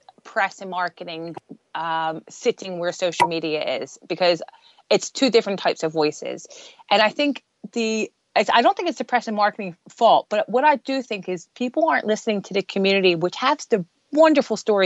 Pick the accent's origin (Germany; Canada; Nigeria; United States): United States; moved away as an adult; now in United Kingdom; I'm American, I've been here for 15 years